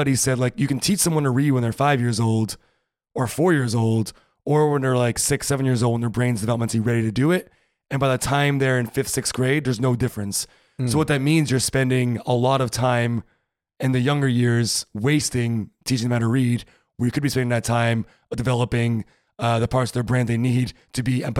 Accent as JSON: {"language": "English", "country": "United States", "first_language": "English", "moved": "as an adult", "lives_now": "Germany", "said": "I'm American."}